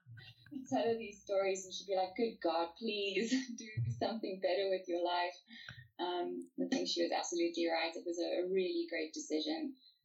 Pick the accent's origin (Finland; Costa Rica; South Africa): South Africa; also born or lived in France / Central Africa; I was actually born in France, I was born in Paris. My dad was a diplomat, so we were kind of shunted around the world for a while, playing spy games. So after France, we lived in Central Africa for, I think, just under 2 years.